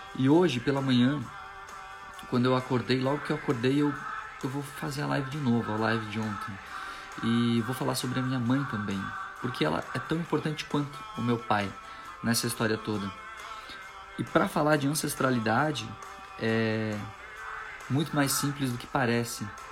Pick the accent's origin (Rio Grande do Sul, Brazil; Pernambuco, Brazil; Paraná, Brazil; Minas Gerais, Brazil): Rio Grande do Sul, Brazil; Machadinho; Eu nasci na cidade de Machadinho, Rio Grande do Sul. Eu sou gaúcho.